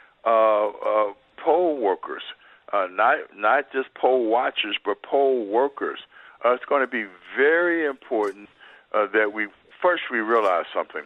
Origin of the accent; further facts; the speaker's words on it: Ohio, United States; My home state of Ohio